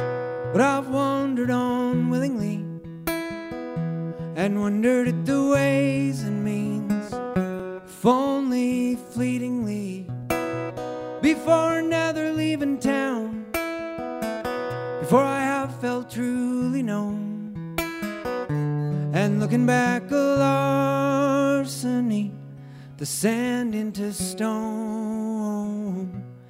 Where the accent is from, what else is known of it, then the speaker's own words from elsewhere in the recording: Oregon, United States; I grew up in Southern Oregon, and we didn't like, you know, the next town over, that kind of thing. But I moved around a lot